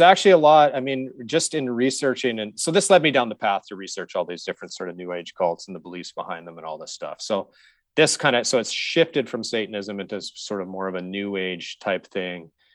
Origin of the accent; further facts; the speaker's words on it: Saskatoon, Saskatchewan, Canada; I grew up in Saskatchewan. And so I grew up in Saskatoon